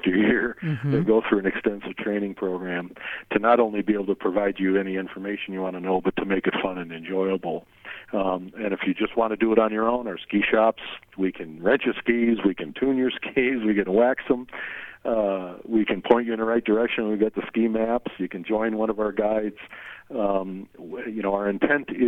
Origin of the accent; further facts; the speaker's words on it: Syracuse, New York, United States; moved away as an adult; now in Yellowstone National Park, United States; But I'm from Syracuse, New York